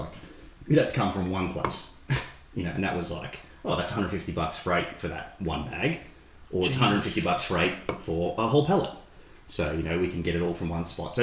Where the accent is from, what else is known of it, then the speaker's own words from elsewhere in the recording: Shepparton, Victoria, Australia; we're from Shep and we've grown up saying that there's nothing cooler, there's nothing to do here